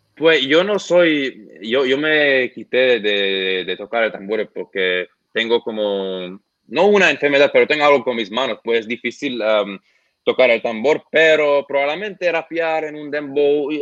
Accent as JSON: {"language": "Spanish", "country": "Lebanon", "second_language": "Spanish", "moved": "yes", "lives_now": "Australia", "said": "yo soy de Líbano"}